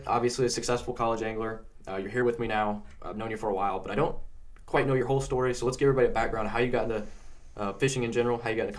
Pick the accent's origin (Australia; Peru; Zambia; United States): United States; Indianapolis, Indiana; I'm from Indianapolis.